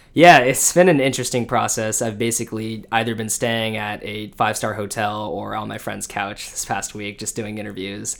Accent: Orange County, California, United States; moved away as an adult; also born or lived in Los Angeles / Michigan / Washington, D.C.; I grew up in Orange County, California, uh, went to college in L

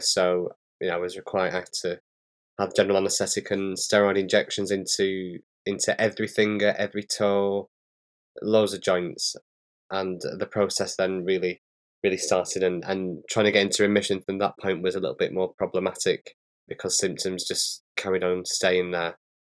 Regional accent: Bolton, North West England, United Kingdom; accent: northern; I'm from a place in, in the U K, just outside of Manchester. It's called Bolton. So I'm, I've got a real northern accent

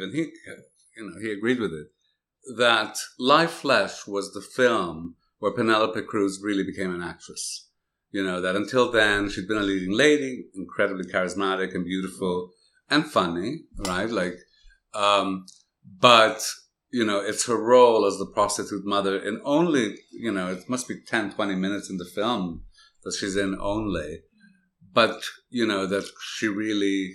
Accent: Canada; I grew up in Canada

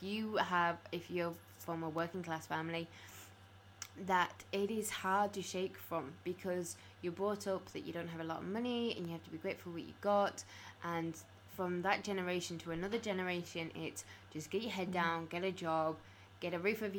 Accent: Carlisle, North West England, United Kingdom; when I was growing up in Carlisle

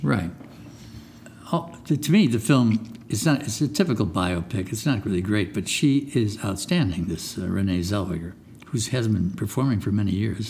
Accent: Chicago, Illinois, United States; I'm from Chicago

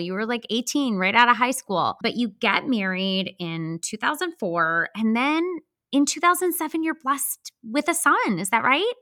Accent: Midwest, United States; accent: Midwestern; my Midwestern accent

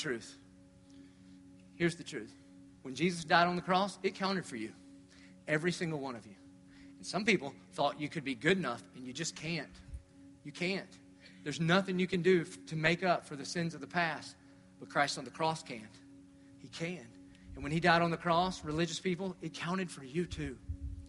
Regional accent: the South, United States; I grew up in the South. So we all believe God. We believed in God and college football and NASCAR

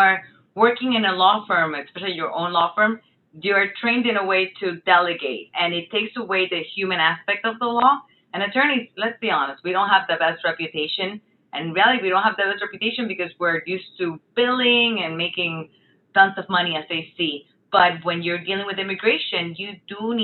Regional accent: Puerto Rico; moved away as an adult; also born or lived in Miami; my mom is Venezuelan, but I was born and raised in Puerto Rico, and I'm very proud of that.

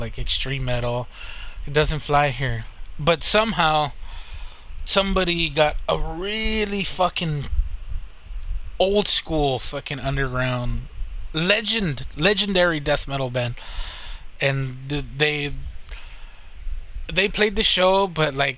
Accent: United States; I'm Hispanic. I was born in America

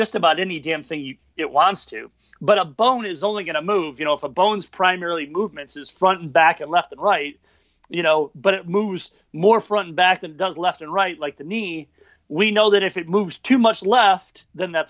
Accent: Michigan, United States; moved away as an adult; now in Minneapolis, United States; I'm originally from Michigan.

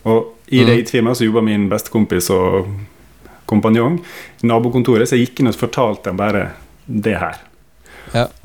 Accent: Sykkylven, Møre og Romsdal, Norway; Jeg født og oppvokst i Sykkylven rett utenfor Ålesund.

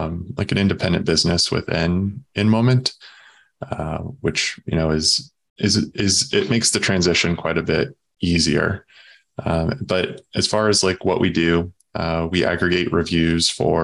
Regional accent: Southern Illinois, United States; moved away as an adult; also born or lived in St. Louis, Missouri / Chicago, Illinois; now in Southwest Michigan, United States; I grew up in Southern Illinois

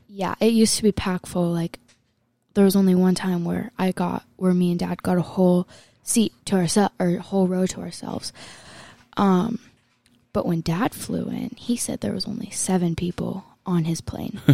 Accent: Las Vegas, Nevada, United States; I'm from Las Vegas

